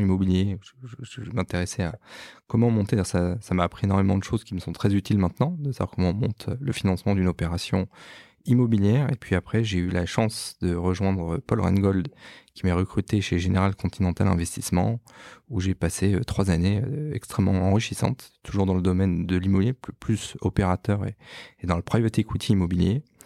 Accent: Strasbourg, Grand Est, France; moved away as an adult; also born or lived in Paris; né à Strasbourg. Je suis né en mai 1980, le lendemain de l'élection de François Mitterrand

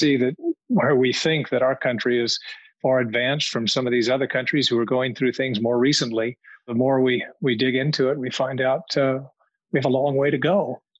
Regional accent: northern Arizona, United States; also born or lived in South Africa / Zimbabwe / Namibia; I grew up with a very sheltered white environment, if you will, in a small town in northern Arizona.

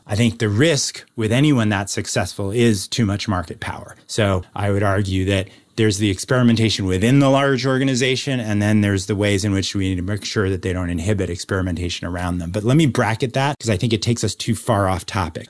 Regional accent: New York City, New York, United States; the street I grew up on in New York City

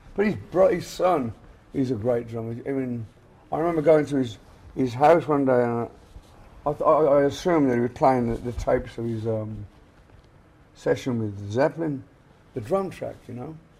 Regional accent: England, United Kingdom; moved away; we came from England

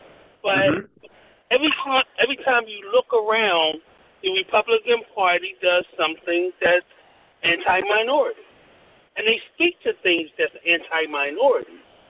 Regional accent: Philadelphia, Pennsylvania, United States; and I'm from Philly. I'm from North Philly

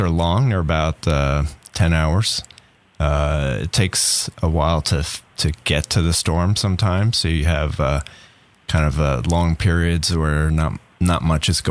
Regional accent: South Shore of Long Island, New York, United States; now in Tallahassee, United States; I grew up on the South Shore of Long Island

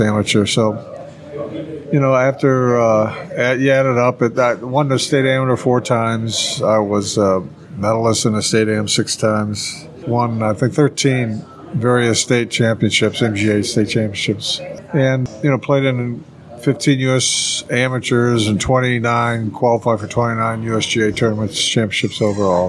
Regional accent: St. Louis, Missouri, United States; also born or lived in Oklahoma; I grew up in St. Louis.

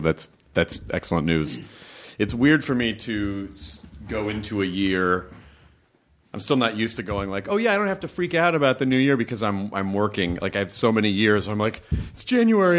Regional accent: Miami, Florida, United States; moved away; I grew up in Miami.

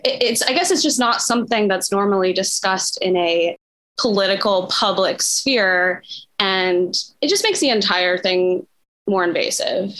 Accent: Midwest, United States; I'm from the Midwest, um, born and raised

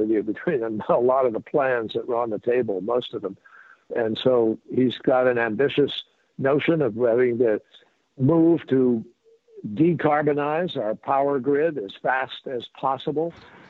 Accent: United States; because I'm an American

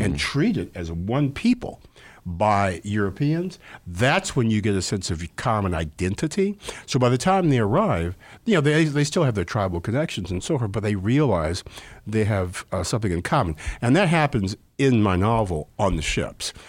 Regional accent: Evanston, Illinois, United States; I grew up in Evanston in the fifties, and, uh, the sixties

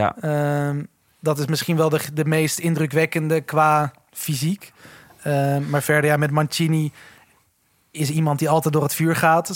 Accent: Netherlands; het land waar we vandaan komen

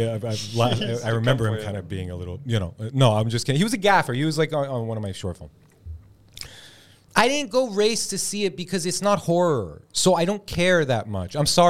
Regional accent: Iran; Yeah, no, I'm from Iran. The women there, they have to wear these fucking scarves and shit, and people are really upset about that.

